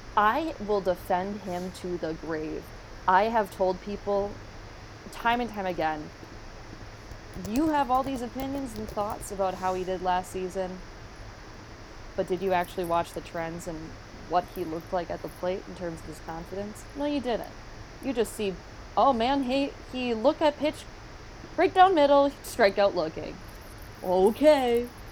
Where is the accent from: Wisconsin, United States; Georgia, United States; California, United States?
Wisconsin, United States; Green Bay; I'm from Green Bay